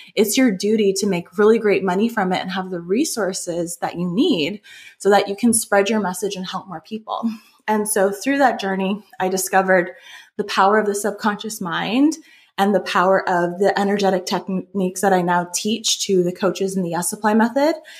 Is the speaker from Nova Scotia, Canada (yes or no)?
no; just outside of Toronto, Ontario, Canada; I grew up in Canada, just outside of Toronto.